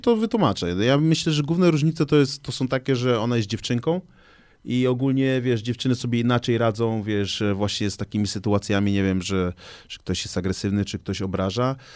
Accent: Gdańsk, Pomeranian Voivodeship, Poland; born or raised there

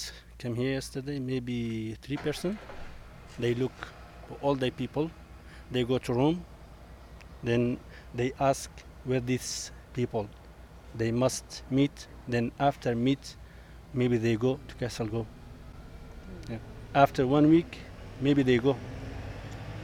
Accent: Iraq; now in Denmark

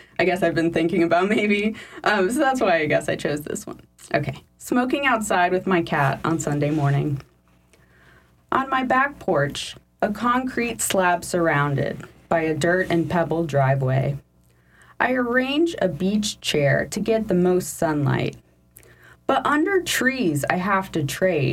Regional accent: Merritt Island, Florida, United States; moved away; my hometown in Florida, Merritt Island

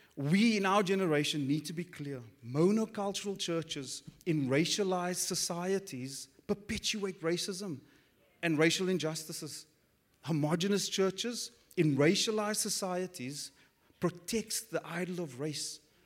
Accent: Cape Town, Western Cape, South Africa; growing up on the Cape Flats, which is the hood for the non-South Africans

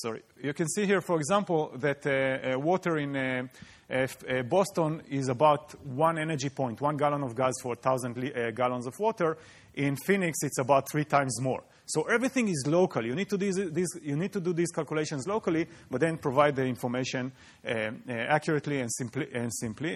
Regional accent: Israel; moved away; I come from Israel, and in Israel, eh, water appears on the news just like college football in the U S. So you really grow up aware of the water issue.

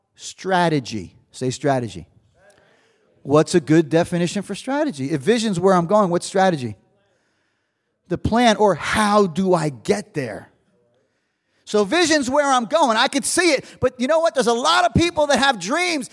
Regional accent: New Jersey, United States; I'm from Jersey

